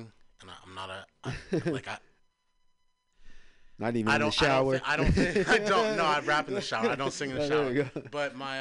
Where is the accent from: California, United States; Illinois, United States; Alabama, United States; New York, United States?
California, United States; San Francisco; I'm from the Fillmore. I spent some time in Potrero Hill as well, but Fillmore is what I call home